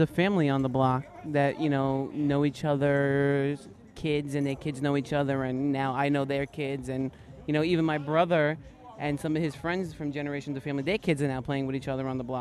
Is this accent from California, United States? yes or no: yes; San Diego, California, United States; I'm from San Diego. Kind of everybody keeps their own little lot when you live in the suburbs